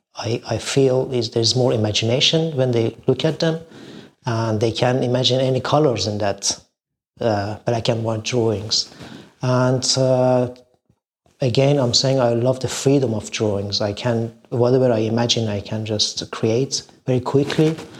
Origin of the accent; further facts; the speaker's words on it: Shiraz, Fars, Iran; now in London, United Kingdom; I was born in Iran, a beautiful city of Shiraz, in an artistic family